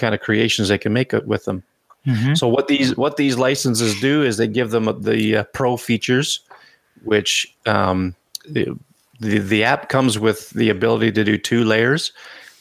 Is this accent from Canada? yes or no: yes; Canada; I'm Canadian